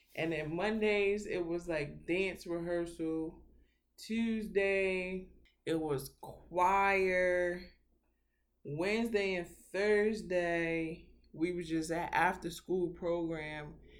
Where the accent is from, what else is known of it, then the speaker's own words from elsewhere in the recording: New York City, New York, United States; Born and raised in Brooklyn, New York